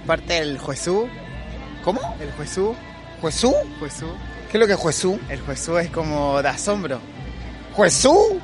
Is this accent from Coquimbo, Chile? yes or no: no; Castro, Los Lagos, Chile; moved away; Castro, mi tierra natal